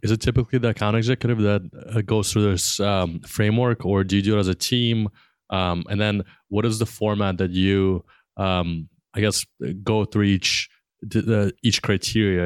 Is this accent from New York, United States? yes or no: yes; New York, United States; growing up in New York